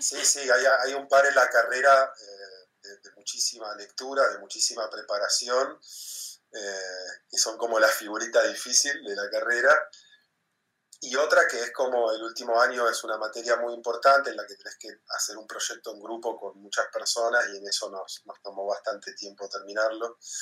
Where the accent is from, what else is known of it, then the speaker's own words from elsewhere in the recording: Comodoro Rivadavia, Chubut, Argentina; moved away as an adult; also born or lived in Buenos Aires; now in Hamburg, Germany; Yo me fui de Comodoro a los 18 años para estudiar en Buenos Aires